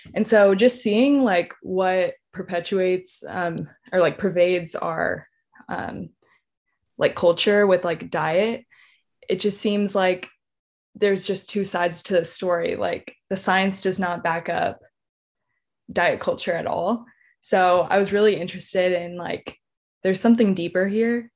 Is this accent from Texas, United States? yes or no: yes; San Antonio, Texas, United States; also born or lived in College Station, Texas; I'm originally from San Antonio, Texas